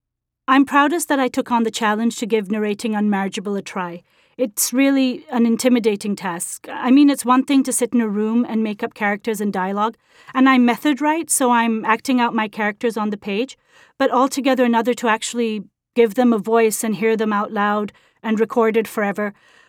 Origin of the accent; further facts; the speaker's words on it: Pakistan; I'm originally from Pakistan, which was once a part of the British Empire, and I received an English medium education and grew up on British classics